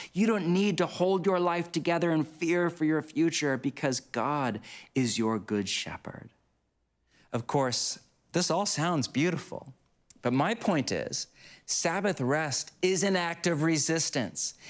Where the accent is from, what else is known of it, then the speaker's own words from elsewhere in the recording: United States; my home country of the U S